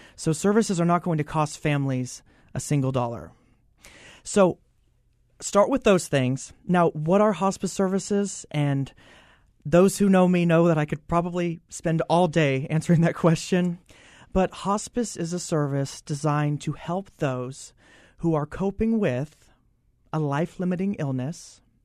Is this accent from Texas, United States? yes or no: no; Oklahoma, United States; moved away; I'm originally from Oklahoma